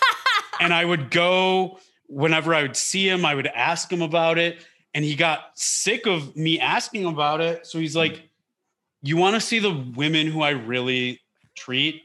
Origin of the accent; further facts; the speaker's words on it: Detroit, Michigan, United States; I grew up in Detroit, in the Detroit area